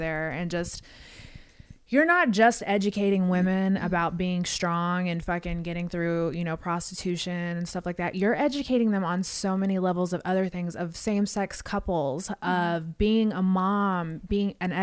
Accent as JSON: {"language": "English", "town": "Las Vegas", "region": "Nevada", "country": "United States", "tie": "born or raised there", "said": "I grew up in Vegas."}